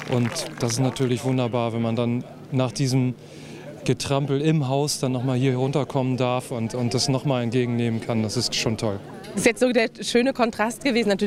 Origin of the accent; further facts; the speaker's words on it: Northern Germany, Germany; Ich komme aus Norddeutschland und meine Schwägerin ist es auch gewohnt.